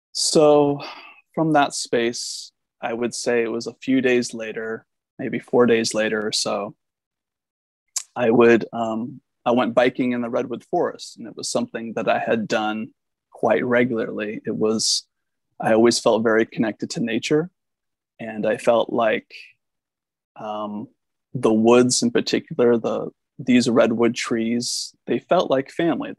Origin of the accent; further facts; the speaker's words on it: Washington, United States; moved away as an adult; also born or lived in Arcata, California; I grew up in Washington State